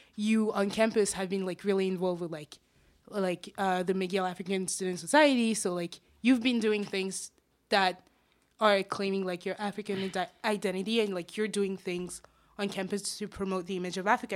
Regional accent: Paris, Île-de-France, France; also born or lived in Senegal; now in Montreal, Canada; I am originally from Senegal, as I said, but I was born and raised in Paris

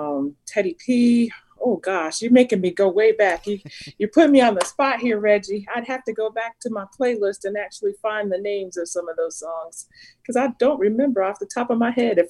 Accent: Bloomfield, Connecticut, United States; moved away as an adult; also born or lived in Hartford, Connecticut; I am originally from Hartford, Connecticut. Grew up in a small town in a suburb of Hartford called Bloomfield, Connecticut. Been there pretty much until my husband and I were married.

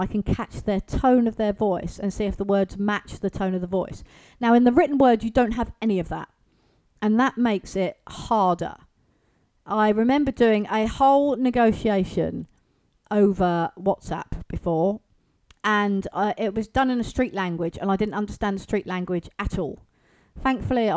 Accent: England, United Kingdom; here in the UK

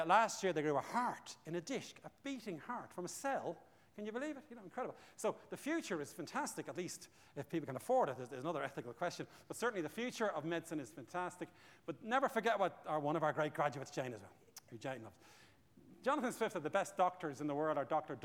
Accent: Bray, Leinster, Ireland; I'm from Bray, and I went to Pres Bray

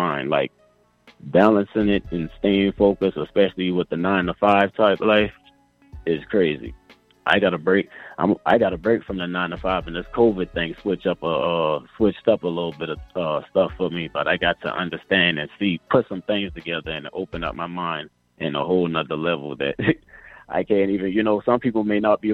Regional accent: Charleston, South Carolina, United States; moved away as an adult; now in Atlanta, United States; Charleston, South Carolina.

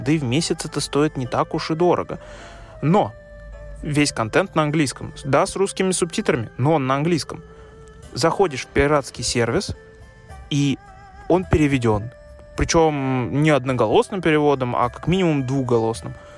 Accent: Russia; Я, как человек из России

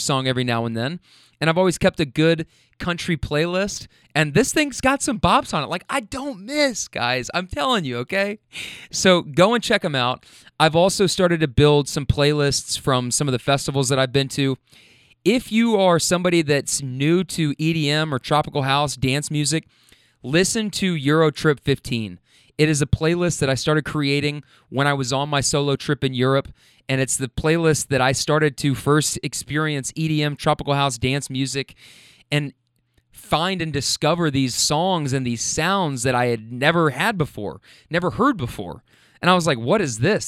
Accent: Kentucky, United States; I'm from Kentucky

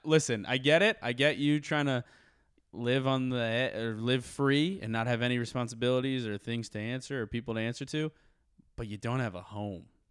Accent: Morristown, New Jersey, United States; I'm from Morristown, Jersey

